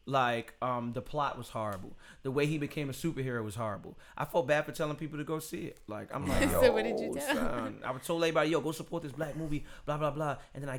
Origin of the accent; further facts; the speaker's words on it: New York City, New York, United States; I'm from Bed-Stuy, Brooklyn.